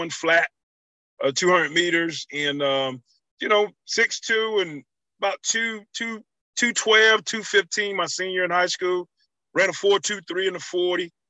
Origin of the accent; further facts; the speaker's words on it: Lumberton, North Carolina, United States; moved away; that spirit still lingers in areas in my hometown